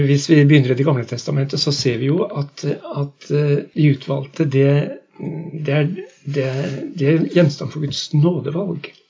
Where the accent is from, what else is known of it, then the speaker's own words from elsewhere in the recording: Halden, Østfold, Norway; accent: østlandsdialekt; moved away as an adult; also born or lived in Lavangen, Troms, Norway; now in Northern Norway; Jeg er fra Halden. Jeg kom nordover i 1978